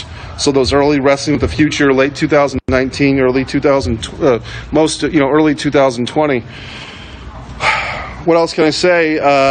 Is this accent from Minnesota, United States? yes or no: no; Northern Virginia, United States; I grew up in Northern Virginia, probably about 4 hours from where Jeff was.